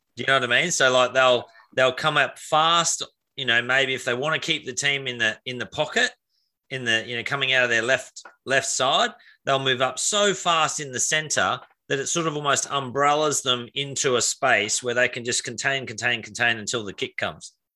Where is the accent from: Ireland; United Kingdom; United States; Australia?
Australia; Queensland; as a Queenslander